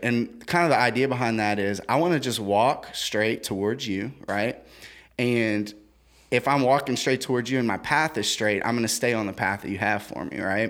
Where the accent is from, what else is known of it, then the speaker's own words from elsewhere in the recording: Central, Louisiana, United States; I grew up in Central.